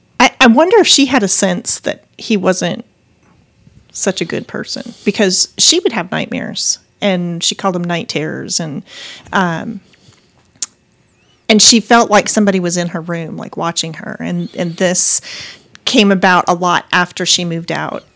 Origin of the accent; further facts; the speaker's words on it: Montana, United States; I grew up in Montana